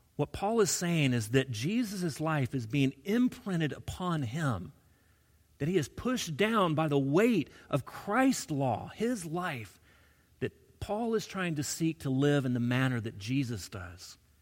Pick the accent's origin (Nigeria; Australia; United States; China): United States; Alabama; I grew up in Alabama